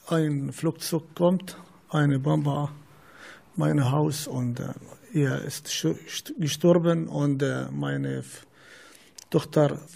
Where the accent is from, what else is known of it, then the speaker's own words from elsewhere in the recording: Aleppo, Aleppo Governorate, Syria; German is a second language; moved away as an adult; now in Minden, Germany; Ich komme aus Syrien, aus Aleppo. Äh, ich bin 49 Jahre alt.